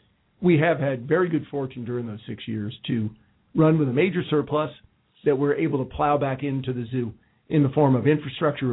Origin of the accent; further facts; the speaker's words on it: Winter Park, Florida, United States; now in Cincinnati, United States; my hometown, Winter Park, Florida.